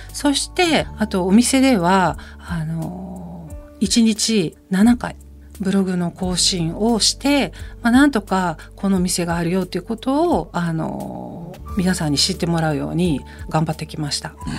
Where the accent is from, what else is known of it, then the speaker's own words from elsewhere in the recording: Takamatsu, Kagawa, Japan; 私の地元香川県高松市の自宅を拠点に開業して